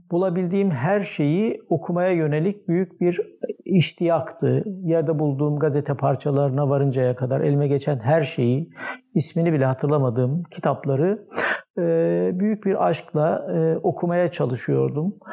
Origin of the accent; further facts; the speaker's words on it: Malatya, Turkey; Ee, 1953 doğumluyum. Ee, Mardin asıllı bir ailenin Malatya'da e, büyüyen bir ferdiyim. Ee, İlkokulu Malatya'da okudum.